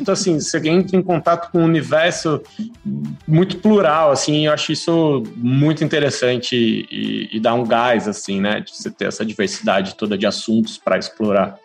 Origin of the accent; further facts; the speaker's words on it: Piracicaba, São Paulo, Brazil; now in São Paulo, Brazil; Nascido e criado em Piracicaba, garoto ali, enfim, vida padrão de classe média